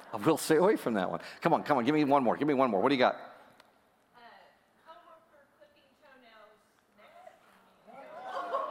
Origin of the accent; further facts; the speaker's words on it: United States; I'm an American kid